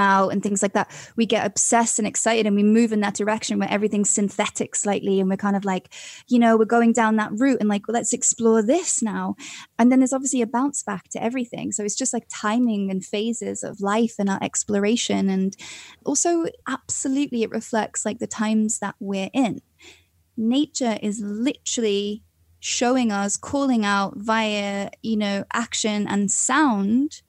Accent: Wales, United Kingdom; moved away as an adult; now in London, United Kingdom; I come from Wales and we've got these big mountains and like epic scenery

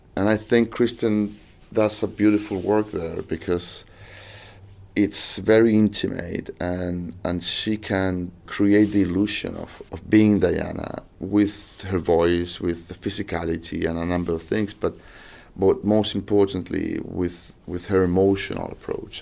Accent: Chile; I'm from South America, from Chile

